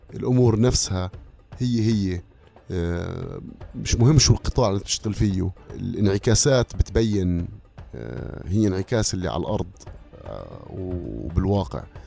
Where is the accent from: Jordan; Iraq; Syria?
Jordan; Amman, Amman Governorate; انا فلسطيني اردني لانه انا فلسطيني اردني تربيت في عمان